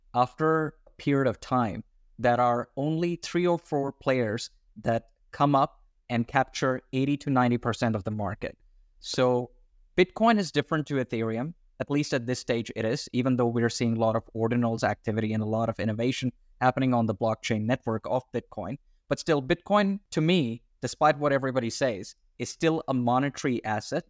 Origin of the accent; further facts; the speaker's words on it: Australia; I'm Australian